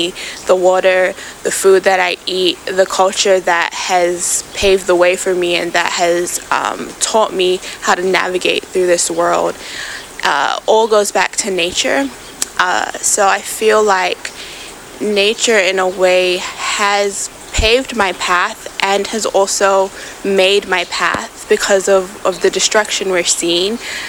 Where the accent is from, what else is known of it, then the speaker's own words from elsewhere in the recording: Samoa; moved away as an adult; now in New Zealand; island of Samoa, but I recently moved to Auckland 3 years ago. So I've been here for a little bit, but I was actually born in New Zealand. So I moved to Samoa as a child and then I've kind of moved back